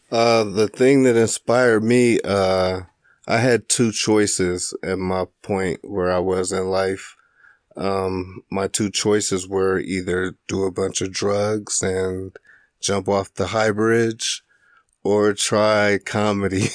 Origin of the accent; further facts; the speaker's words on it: Springfield, Illinois, United States; moved away as an adult; now in Duluth, United States; I grew up in Springfield, Illinois